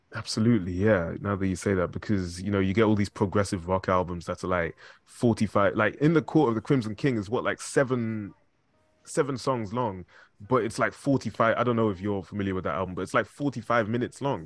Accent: Zimbabwe; I'm from Zimbabwe

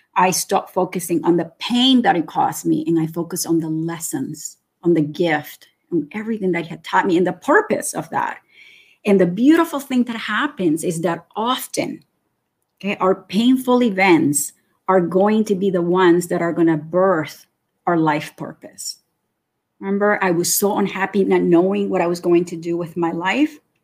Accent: Nicaragua; also born or lived in Florida; now in Canada; I am originally from Nicaragua. And I've been living in Canada for almost 40 years now.

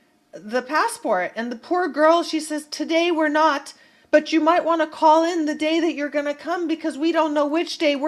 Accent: Bay Area, California, United States; growing up in the Bay Area

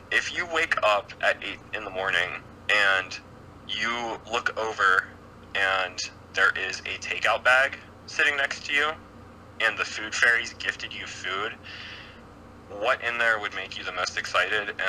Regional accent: Pittsburgh, Pennsylvania, United States; like Pittsburgh was a pretty good music city, and then everything kind of died out like right as I was becoming like old enough to go

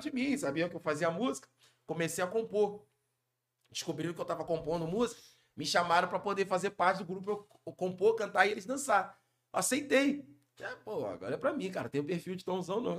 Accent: Rio de Janeiro, Brazil; also born or lived in São Paulo; Cria do Borel, Tijuca

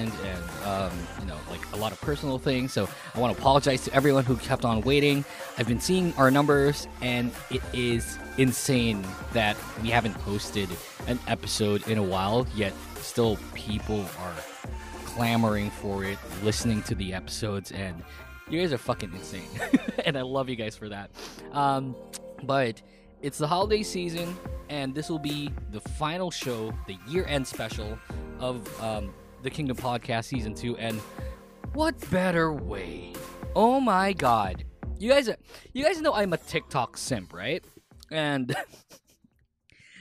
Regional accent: Philippines; I'm Filipino

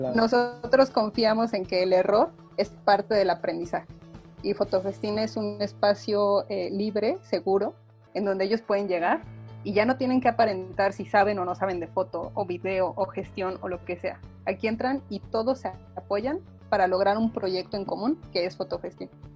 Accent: Mexico; Yo le digo que soy hija de la SEP.

